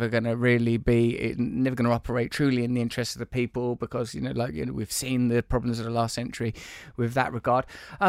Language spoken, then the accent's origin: English; England, United Kingdom; I'm English, so I don't spend any time around African American people, you know, like at all.